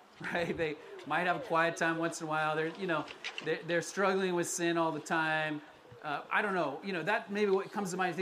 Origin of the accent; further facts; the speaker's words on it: Colorado, United States; moved away as an adult; also born or lived in Florida, United States; now in California, United States; I was born in Florida. I grew up in Colorado